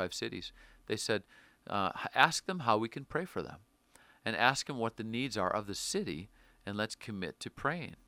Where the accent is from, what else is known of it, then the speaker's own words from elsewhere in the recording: Wisconsin, United States; moved away as an adult; now in Seattle, United States; I'm from Wisconsin